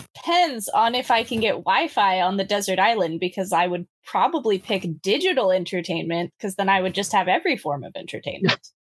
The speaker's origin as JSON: {"language": "English", "region": "California", "country": "United States", "tie": "born or raised there", "moved": "yes", "lives_now": "Washington, United States", "said": "I grew up in California"}